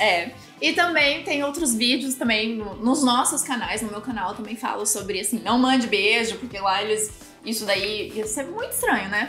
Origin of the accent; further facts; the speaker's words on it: Brazil; Aqui no Brasil